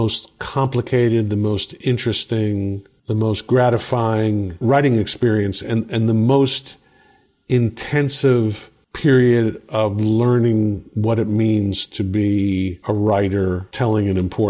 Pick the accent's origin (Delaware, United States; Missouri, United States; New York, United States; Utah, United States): New York, United States; Now, I was a New Yorker growing up in a much more cosmopolitan, if put it that way, kind of environment where there was plenty of prejudice and intolerance, but also many different kinds of people.